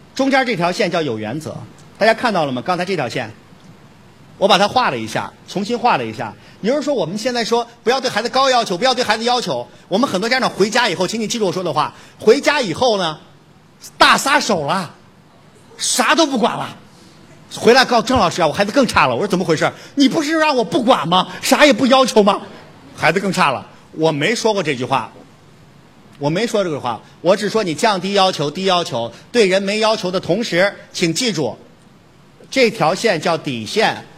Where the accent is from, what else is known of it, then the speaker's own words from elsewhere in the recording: China; 我们中国人